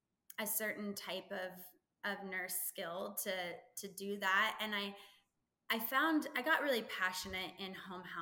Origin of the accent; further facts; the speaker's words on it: Texas, United States; also born or lived in California; Technically I grew up in California until I was about 10, but I've lived in Texas now for longer. I'm a Texan.